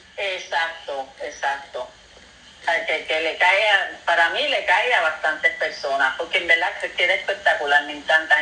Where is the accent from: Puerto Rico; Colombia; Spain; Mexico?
Puerto Rico; Carolina; moved away as an adult; now in Fajardo, Puerto Rico; De Carolina, yo nací.